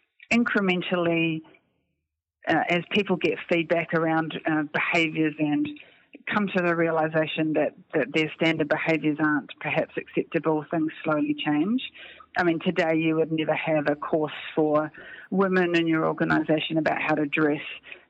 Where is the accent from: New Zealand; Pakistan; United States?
New Zealand; a Kiwi female